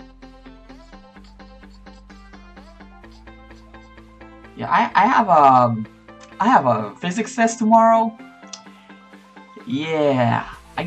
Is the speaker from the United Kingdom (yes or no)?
no; North Macedonia; I'm from Macedonia. It's a small country in Europe.